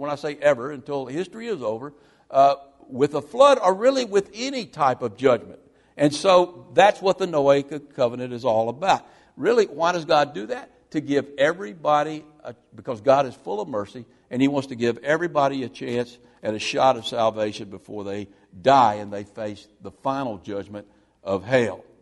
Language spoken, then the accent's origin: English; Mississippi, United States; when I was growing up in Mississippi as a young boy